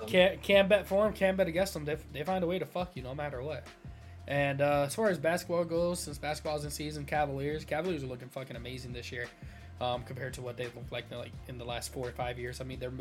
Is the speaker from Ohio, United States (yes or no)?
yes; Cleveland, Ohio, United States; I'm from Cleveland